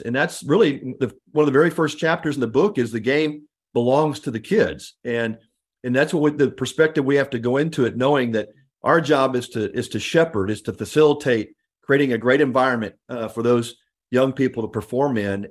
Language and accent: English; Houston, Texas, United States; I grew up in the Houston area